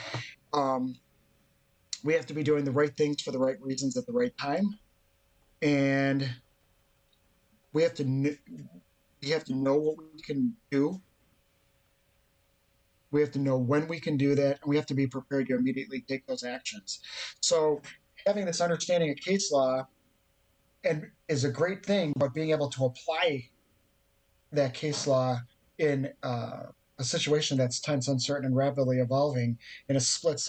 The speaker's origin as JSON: {"language": "English", "area": "just outside of Chicago", "region": "Illinois", "country": "United States", "said": "I'm from the People's Republic of the great failing state of Illinois. just outside of Chicago."}